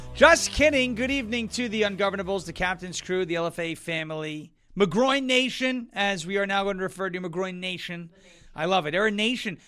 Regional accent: New York, United States; now in Tennessee, United States; I'm from New York

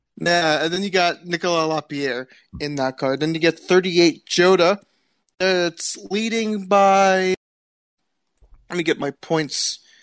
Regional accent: United States

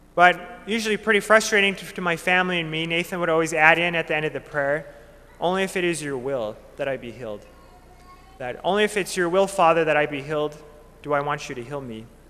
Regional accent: Minot, North Dakota, United States; Growing up in Minot, I had the great gift of growing up with my family

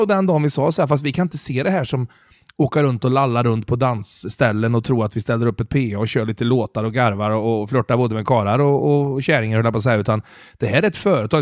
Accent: Mariestad, Västra Götaland, Sweden; now in Stockholm, Sweden; jag är från Mariestad

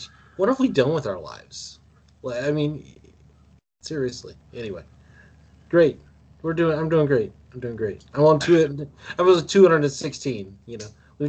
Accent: United States; as an American

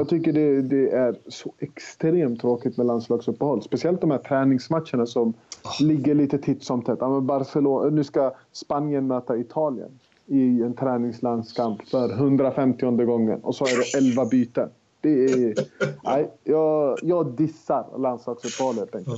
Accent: Sweden; vi är ju svenskar

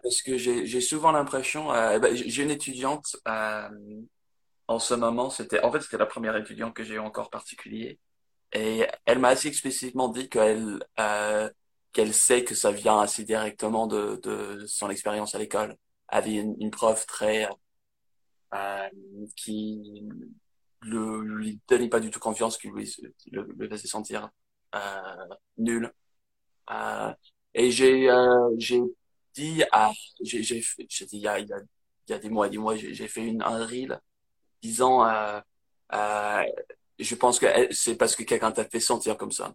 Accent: near Manchester, North West England, United Kingdom; French is a second language; moved away as an adult; now in France; j'ai grandi dans le nord d'Angleterre

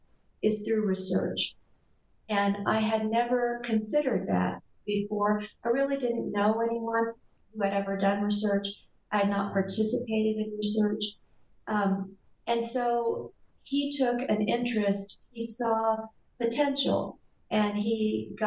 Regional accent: South Texas, United States; I grew up in South Texas on the Mexican border with a very traditional Mexican-American family

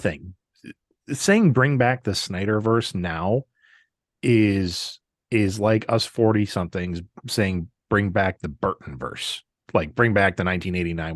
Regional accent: Wisconsin, United States; my home state of Wisconsin

